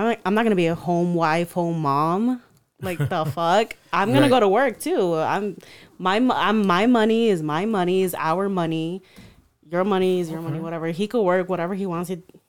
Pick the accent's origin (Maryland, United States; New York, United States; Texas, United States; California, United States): New York, United States; raised the Mexican way, quote unquote, and also growing up in New York